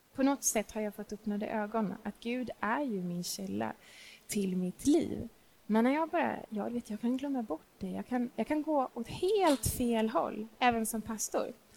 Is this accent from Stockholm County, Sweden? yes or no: yes; Stockholm, Stockholm County, Sweden; also born or lived in Småland; jag är inte smålänning, jag är stockholmare, jag älskar min stad